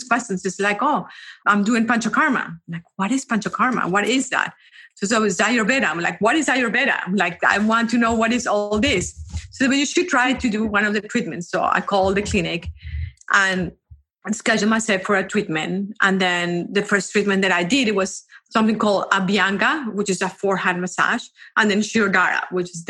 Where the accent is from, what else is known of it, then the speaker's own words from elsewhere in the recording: Colombia; I am from Colombia. I actually went to school in Colombia, and then I went to college in Colombia.